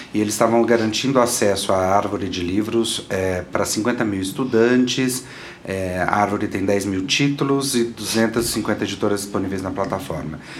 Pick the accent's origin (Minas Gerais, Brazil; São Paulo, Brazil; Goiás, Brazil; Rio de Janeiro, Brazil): Goiás, Brazil; Goiânia; eu sou de Goiânia, né? Uhum. E eu uhum. morava perto do campus da universidade. Então eu frequentava muito a biblioteca da universidade desde criança